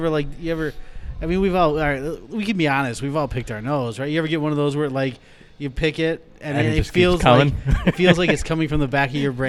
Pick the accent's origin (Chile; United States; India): United States; Rockford, Illinois; I'm from Rockford